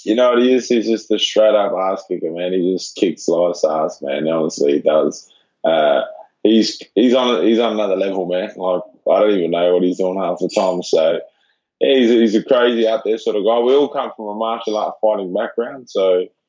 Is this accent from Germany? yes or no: no; Adelaide, South Australia, Australia; moved away as an adult; I'm a kid from Adelaide